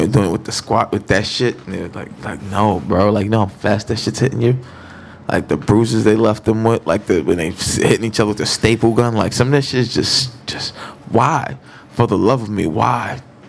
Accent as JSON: {"language": "English", "town": "New York City", "region": "New York", "country": "United States", "said": "as a New Yorker"}